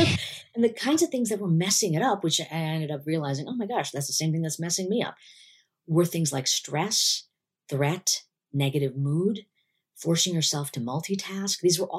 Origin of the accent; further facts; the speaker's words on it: India; I had a lot of sort of cultural baggage against it, being an Indian woman.